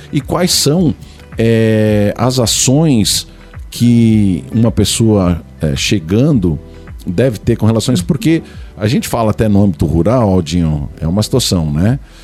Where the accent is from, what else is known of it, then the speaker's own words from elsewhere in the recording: São Paulo, Brazil; eu sou de São Paulo